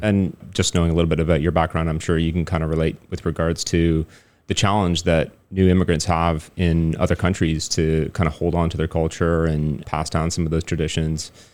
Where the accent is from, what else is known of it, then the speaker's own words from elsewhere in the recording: Toronto, Ontario, Canada; moved away as an adult; now in Taiwan; growing up in Toronto, you don't really have a lot of opportunities to speak French